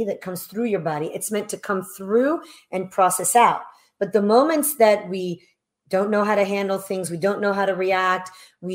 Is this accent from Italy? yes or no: yes; Italy; moved away; I was born in Italy, love my country